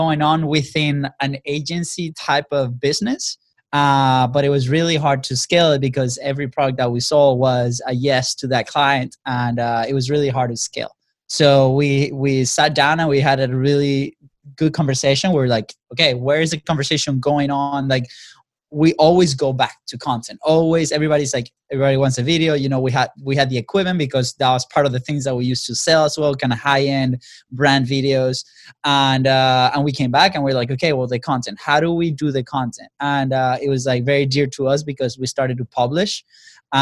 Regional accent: Venezuela; now in United States; we come from Venezuela. You know, we got to the States about 10 years ago.

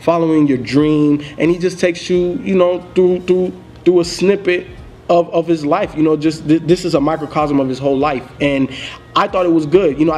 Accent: Miami, Florida, United States; me growing up in Miami

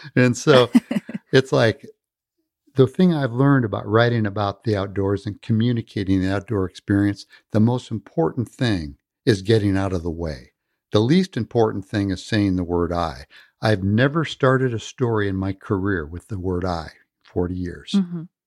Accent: California, United States; also born or lived in Midwest; I was born in the Midwest, but my family moved to the peninsula when I was very young. I grew up on the peninsula

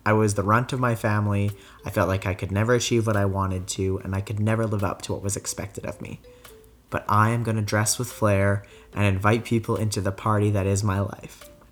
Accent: Calgary, Alberta, Canada; also born or lived in France; I was born and raised here in Calgary

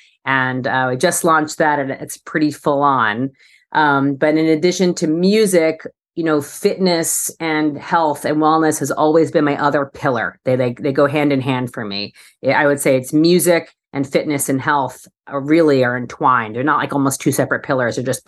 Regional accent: New York City, New York, United States; now in Los Angeles, United States; And then as a New Yorker moving to LA, it was sort of my way to meet people was to try different fitness things.

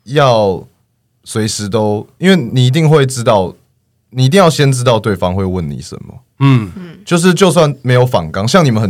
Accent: Chiayi, Chiayi City, Taiwan; 我算是在嘉义市跟番路已经很接近边边。那边有一个算嘉义小天母，叫做那个东阳新村。我我是在那边长大。

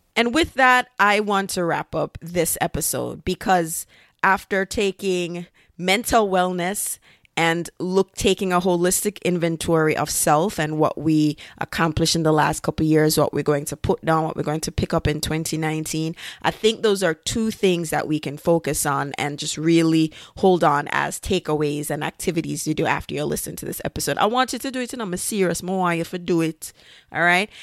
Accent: Jamaica; now in United States; when I was growing up in Jamaica

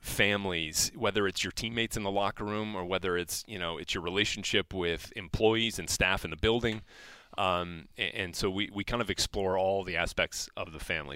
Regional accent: New Orleans, Louisiana, United States; I grew up in New Orleans

